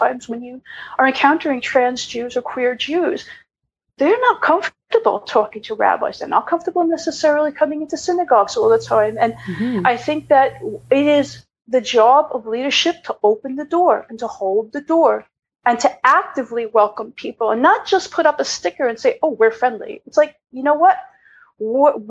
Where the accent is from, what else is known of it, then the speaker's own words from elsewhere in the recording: Long Island, New York, United States; I was raised an overprivileged white cis woman from Long Island.